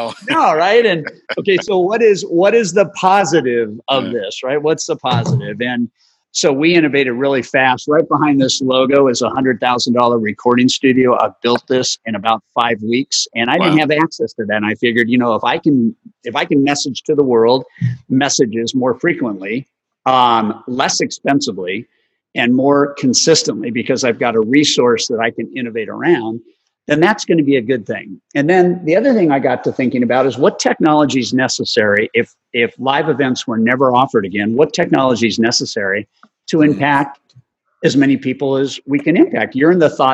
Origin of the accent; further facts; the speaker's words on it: La Jolla, California, United States; growing up in La Jolla, California